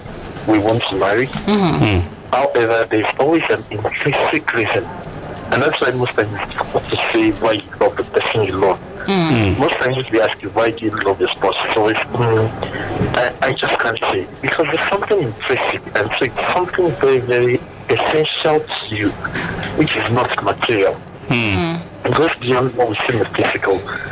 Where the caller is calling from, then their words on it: Las Vegas, Nevada, United States; I'm calling from Las Vegas.